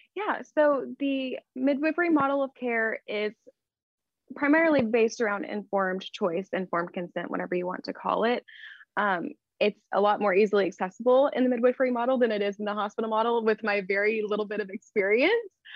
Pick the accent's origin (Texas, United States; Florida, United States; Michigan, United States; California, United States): Texas, United States; accent: Texas; I'm in Texas. I hope my accent doesn't come through. Just a smaller town here in Texas